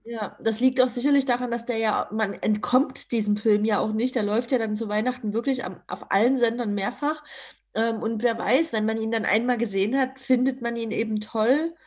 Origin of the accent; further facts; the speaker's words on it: Dresden, Saxony, Germany; Schloss Moritzburg natürlich in der Nähe meiner Heimatstadt Dresden